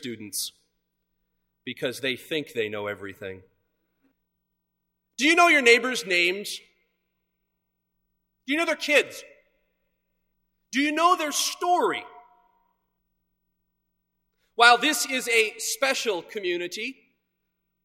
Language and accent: English; Edwardsville, Illinois, United States; Growing up in Edwardsville, just across the river, we were on Cass Avenue